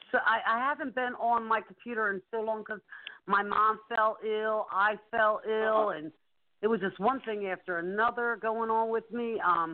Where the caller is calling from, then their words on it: Pennsylvania, United States; No, no, I'm in Pennsylvania.